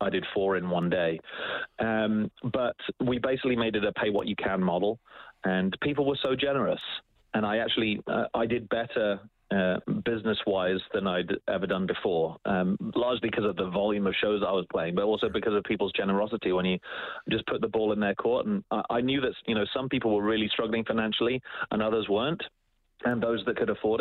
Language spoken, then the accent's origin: English; Oakham, East Midlands, United Kingdom; now in Edmonton, Canada; I grew up in England in a very small town called Oakham